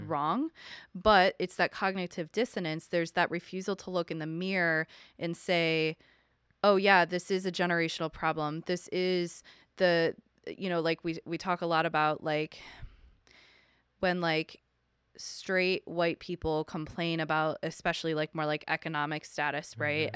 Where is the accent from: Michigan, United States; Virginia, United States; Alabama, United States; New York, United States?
New York, United States; Buffalo; Buffalo, New York, which is my hometown